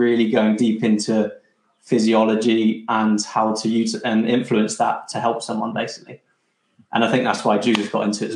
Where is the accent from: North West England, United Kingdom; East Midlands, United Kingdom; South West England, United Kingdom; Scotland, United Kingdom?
South West England, United Kingdom; Bristol; moved away; also born or lived in London; I'm from Bristol originally.